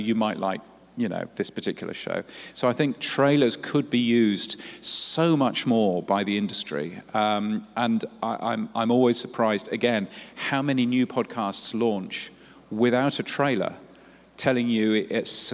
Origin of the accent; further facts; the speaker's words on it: United Kingdom; accent: British; now in Australia; I live in Australia, as you can tell from my very British accent